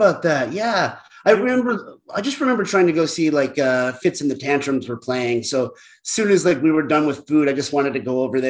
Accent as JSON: {"language": "English", "region": "Connecticut", "country": "United States", "tie": "born or raised there", "moved": "as an adult", "lives_now": "Boston, United States", "said": "my neighbor growing up in Connecticut."}